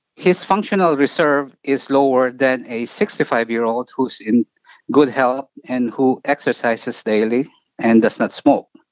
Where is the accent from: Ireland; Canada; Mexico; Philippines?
Philippines; moved away as an adult; also born or lived in New York, United States; now in Cleveland, United States; I grew up in, uh, in the Philippines and I actually finished medical school there